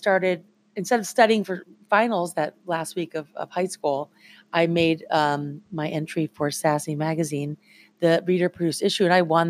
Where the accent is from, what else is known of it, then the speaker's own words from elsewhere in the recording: Flint, Michigan, United States; moved away as an adult; now in New York, United States; I'm born and raised in Flint, Michigan. I moved to New York in the 90s when I was 18.